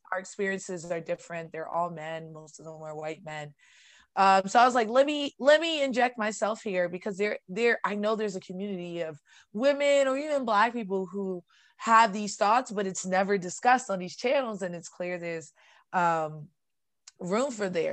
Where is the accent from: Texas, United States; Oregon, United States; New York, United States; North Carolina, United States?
New York, United States; I'm from New York, and I grew up in one of those